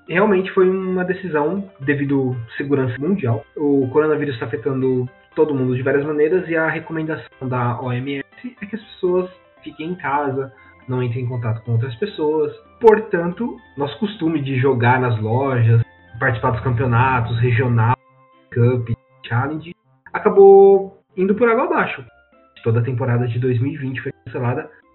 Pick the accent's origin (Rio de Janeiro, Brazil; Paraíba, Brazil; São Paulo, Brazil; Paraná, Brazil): São Paulo, Brazil; Santa Bárbara d'Oeste; a gente mora aqui no interior de São Paulo. Eu sou de Santa Bárbara